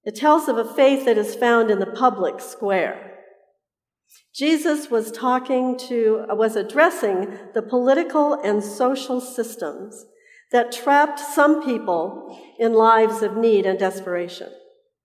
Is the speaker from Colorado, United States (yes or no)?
yes; Colorado, United States; now in Southern California, United States; I tell people I live in Southern California, but I am from Colorado